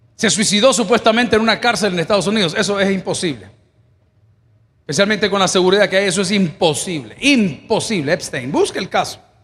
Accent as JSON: {"language": "Spanish", "country": "El Salvador", "moved": "yes", "said": "yo soy salvadoreño"}